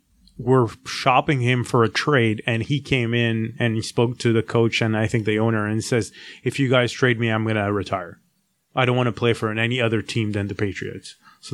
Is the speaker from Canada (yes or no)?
yes; Montreal, Quebec, Canada; moved away; I grew up in Montreal, so in Canada.